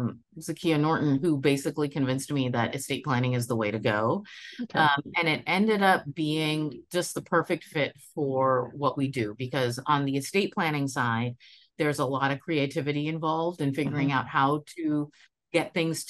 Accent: West Bengal, India; I was born in India. I am Bengali, so I come from the state of West Bengal on the eastern side of India.

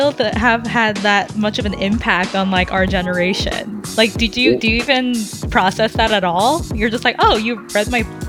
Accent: Los Angeles, California, United States; LA, I grew up

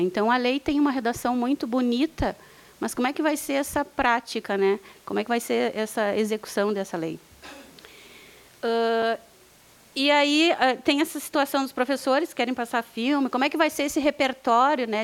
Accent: Bagé, Rio Grande do Sul, Brazil; eu sou de Bagé

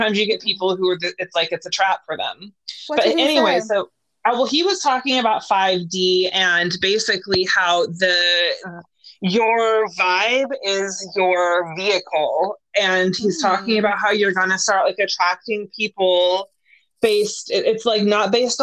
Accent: Northern California, United States; I'm like from Northern California, which is like right by Mount Shasta

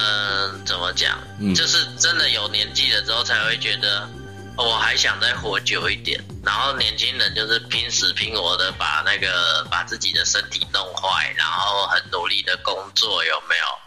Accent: Taoyuan, Taiwan; 第一次感觉身为桃园人是像摩西一样的待遇，

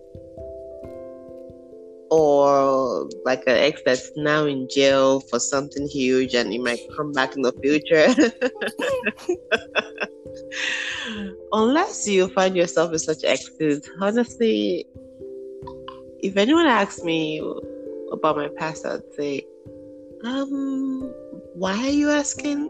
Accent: Nigeria; moved away; That's how we say it in Nigeria growing up

